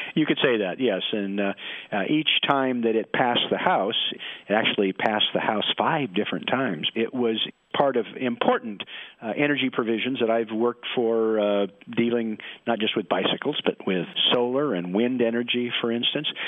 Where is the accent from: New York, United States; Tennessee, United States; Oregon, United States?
Oregon, United States; Portland; I'm from Portland, Oregon, where it rains all the time